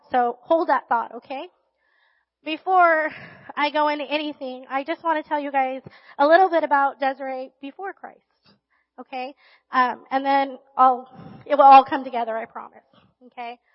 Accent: Riverside, California, United States; also born or lived in Barstow, California; And then when I was in third grade, we moved to Riverside.

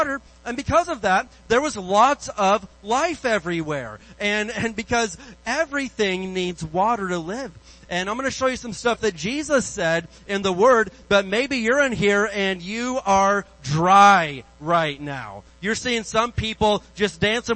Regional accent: Indiana, United States; moved away; I grew up in Indiana. I grew up out in the woods

